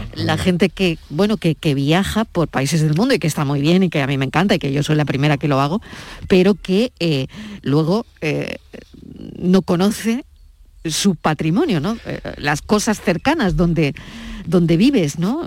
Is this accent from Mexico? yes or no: no; Andalusia, Spain; aquí, a mi tierra, Andalucía, a Granada